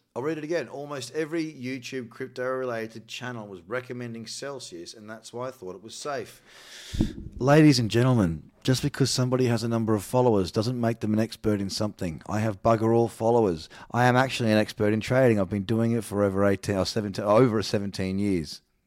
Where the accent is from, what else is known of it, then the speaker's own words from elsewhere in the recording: New Zealand; I'm from New Zealand